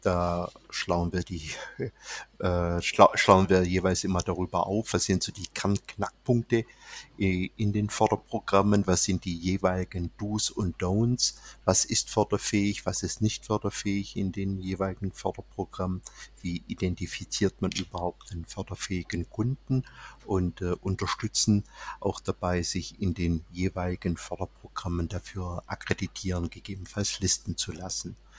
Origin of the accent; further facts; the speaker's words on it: Swabia, Baden-Württemberg, Germany; accent: leicht schwäbisch (slight Swabian); Der leicht schwäbische Akzent